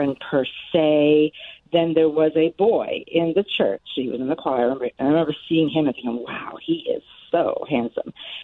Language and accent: English; New York City, New York, United States; now in Gary, Indiana, United States; as a youngster, I grew up in New York City.